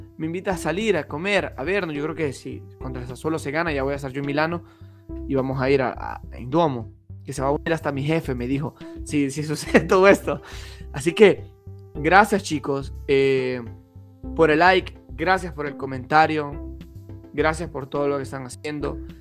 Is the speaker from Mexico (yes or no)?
no; El Salvador; moved away as an adult; now in Italy; Yo soy salvadoreño